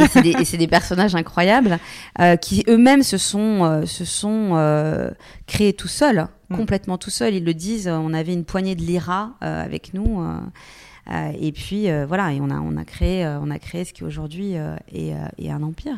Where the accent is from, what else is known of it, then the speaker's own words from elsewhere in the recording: Bourgogne-Franche-Comté, France; moved away; also born or lived in Paris / Lyon / New York; je viens finalement d'un petit village, je viens de Franche-Comté